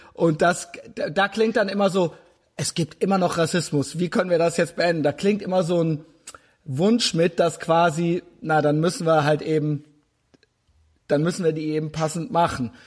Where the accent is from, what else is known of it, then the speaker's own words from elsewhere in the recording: Germany; ich selbst bin auch Deutscher